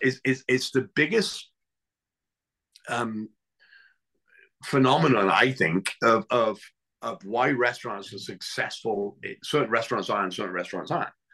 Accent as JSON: {"language": "English", "region": "England", "country": "United Kingdom", "tie": "born or raised there", "moved": "yes", "lives_now": "United States", "said": "I grew up in England"}